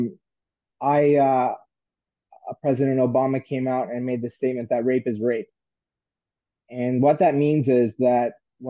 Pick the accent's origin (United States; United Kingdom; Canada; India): Canada; St. John's, Newfoundland and Labrador; moved away; establishments that are on Water Street in St. John's, where I had worked in my hometown